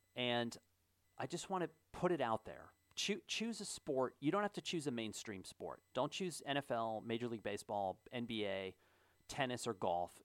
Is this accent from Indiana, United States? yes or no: yes; Kennerville, Indiana, United States; moved away; my hometown, Kennerville, Indiana